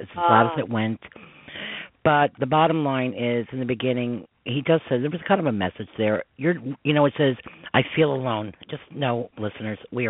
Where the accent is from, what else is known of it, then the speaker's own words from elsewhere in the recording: Westchester, New York, United States; accent: New York; I'm from Westchester